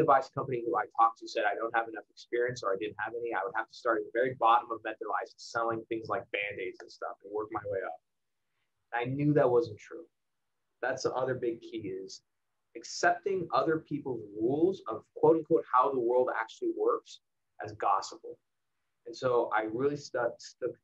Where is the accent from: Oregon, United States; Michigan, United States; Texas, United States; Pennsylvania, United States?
Texas, United States; El Paso; I grew up in El Paso, Texas.